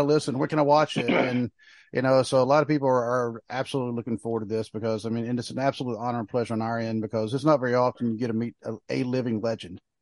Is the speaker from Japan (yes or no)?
no; Pinehurst, North Carolina, United States; I was born in Pinehurst